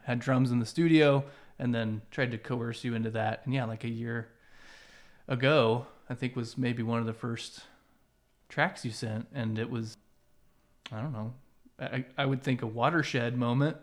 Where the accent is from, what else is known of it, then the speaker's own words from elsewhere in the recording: Central Illinois, United States; I'm from Central Illinois.